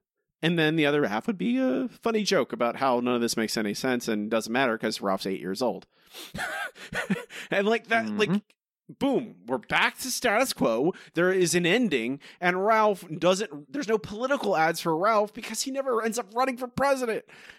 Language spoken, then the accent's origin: English; Ireland; I gotta say, as an Irish person, this episode is impenetrable for me.